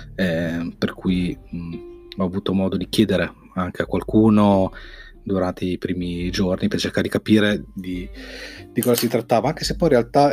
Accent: Modena, Emilia-Romagna, Italy; sono di Modena

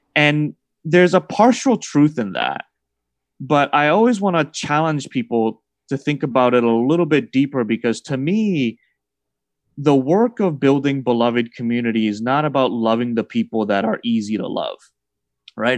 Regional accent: Massachusetts, United States; I was raised in Massachusetts as a Celtics fan

